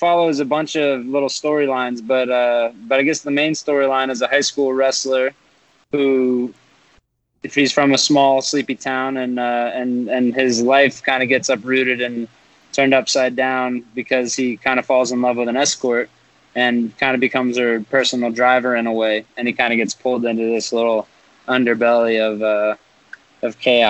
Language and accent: English; Frenchtown, New Jersey, United States; moved away as an adult; now in Los Angeles, United States; Frenchtown, New Jersey.